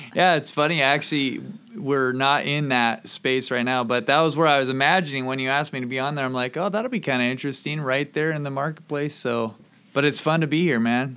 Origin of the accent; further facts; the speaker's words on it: Camano Island, Washington, United States; moved away as an adult; also born or lived in Oregon / Vancouver, Canada / Indianapolis; I grew up here on Kamano Island and lived here through high school